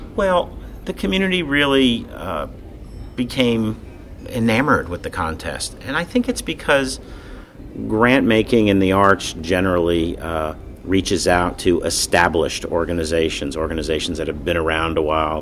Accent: Miami, Florida, United States; also born or lived in Linden, New Jersey; Growing up in Miami, I've been there since I was seven or eight years old

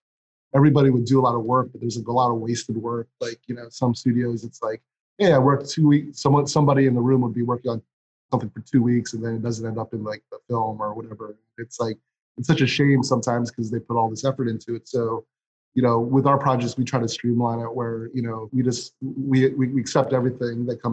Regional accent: Philadelphia, Pennsylvania, United States; moved away as an adult; also born or lived in Sweden / New York / Amsterdam / Buenos Aires; I kind of settled back in Philly, which is my hometown

